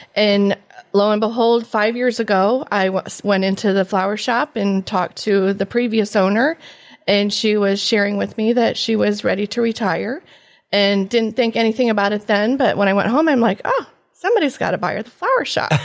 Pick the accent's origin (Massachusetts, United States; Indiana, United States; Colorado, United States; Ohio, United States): Ohio, United States; Antwerp; I am from Antwerp, originally graduate of nineteen eighty-five